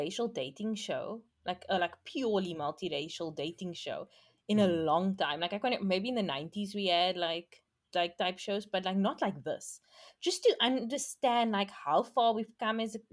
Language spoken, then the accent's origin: English; South Africa; young people aren't ready to settle down in South Africa. We settle down quite late